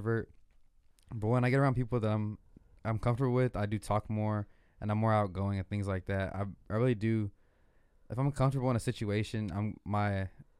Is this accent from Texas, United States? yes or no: yes; Dallas, Texas, United States; I'm from Dallas, Texas, and my ethnicity is Mexican-American, and I'm second generation